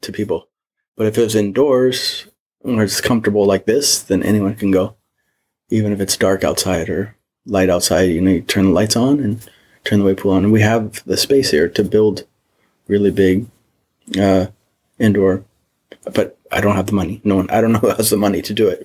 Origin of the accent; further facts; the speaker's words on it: Mission Viejo, California, United States; born and raised in Southern California, in between LA and San Diego, and Orange. It's called Orange County, Mission Viejo.